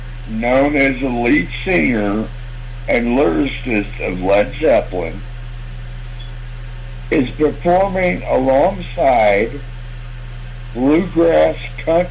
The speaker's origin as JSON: {"language": "English", "area": "Camdenton", "region": "Missouri", "country": "United States", "tie": "born or raised there", "said": "Amphitheater in Campton on Tuesday, June 4th. Here in my hometown."}